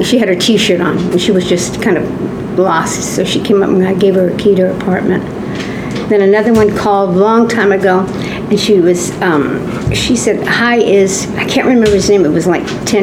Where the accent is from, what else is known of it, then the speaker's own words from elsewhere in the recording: Los Angeles, California, United States; I was born and raised in Hollywood.